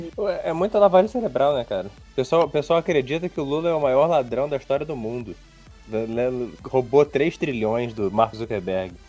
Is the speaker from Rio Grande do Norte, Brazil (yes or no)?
no; Rio de Janeiro, Brazil; eu sou do Rio de Janeiro.